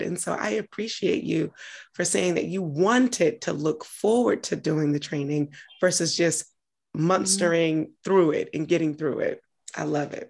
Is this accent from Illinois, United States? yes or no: no; Augusta, Georgia, United States; moved away as an adult; also born or lived in Atlanta, Georgia; now in Washington, DC, United States; I'm from Georgia, lived in Atlanta, from Augusta originally, but lived in Atlanta prior to moving to DC, where I currently am